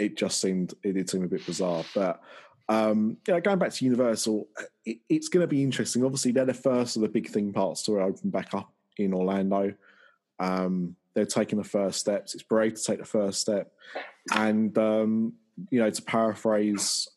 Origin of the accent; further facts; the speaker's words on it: Essex, East of England, United Kingdom; I'm from Essex.